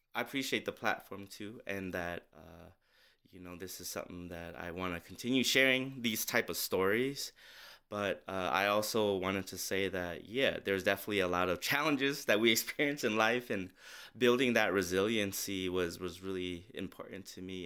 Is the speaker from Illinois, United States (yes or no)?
no; St. Paul, Minnesota, United States; growing up in Minnesota